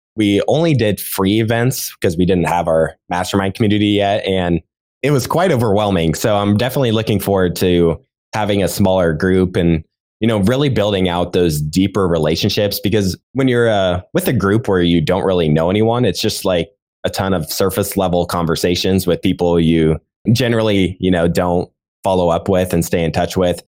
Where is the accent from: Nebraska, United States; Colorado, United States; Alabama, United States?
Nebraska, United States; I was actually born and raised in Nebraska and I'm still based here.